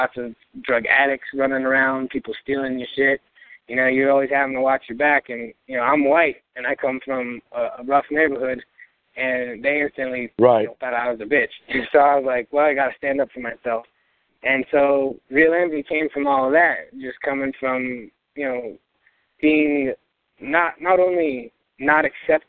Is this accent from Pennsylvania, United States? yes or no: no; Albuquerque, New Mexico, United States; I was born in Albuquerque, New Mexico, over in the International District, or otherwise known as the War Zone.